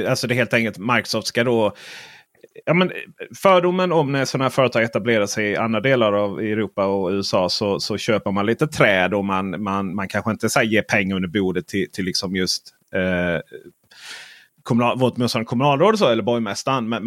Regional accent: Skåne, Sweden; jag är skåning och läser media i Skåne.

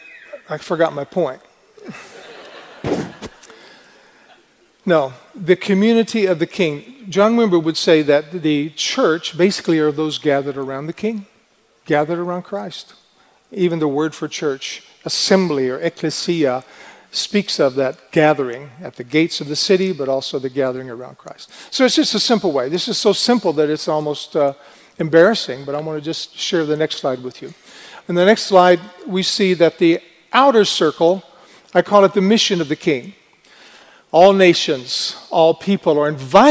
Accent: United States; moved away as an adult; now in Sweden; I am an American

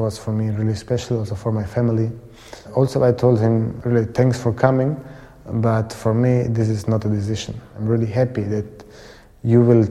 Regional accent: Switzerland; also born or lived in Croatia; we arrived at home in Switzerland

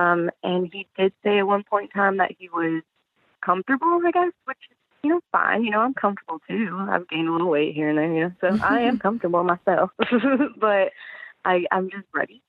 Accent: Michigan, United States; moved away as an adult; now in Alabama, United States; I'm about 26, soon to be 27, and he's 30. I'm originally actually from Michigan, and now I live in Alabama

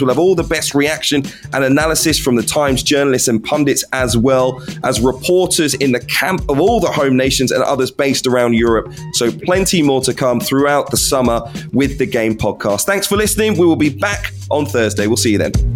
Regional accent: London, United Kingdom; I've got Caribbean parents and I was raised in London

